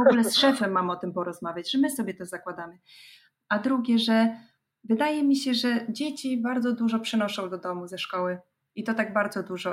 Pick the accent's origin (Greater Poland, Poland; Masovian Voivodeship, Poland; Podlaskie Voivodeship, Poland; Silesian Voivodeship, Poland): Podlaskie Voivodeship, Poland; moved away; Ja pochodzę z Podlasia